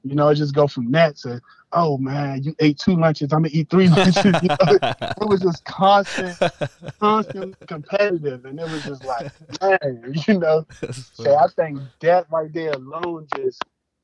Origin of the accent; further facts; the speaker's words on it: Washington, District of Columbia, United States; growing up in D.C., like actually growing up in Southeast D.C.